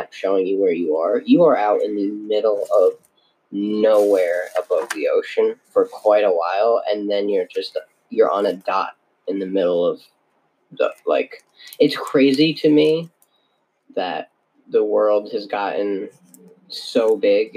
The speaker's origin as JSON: {"language": "English", "region": "Vermont", "country": "United States", "tie": "born or raised there", "also_born_or_lived": "Hawaii", "said": "in 2004, I moved to Vermont and I was 3, or I was 4 years old"}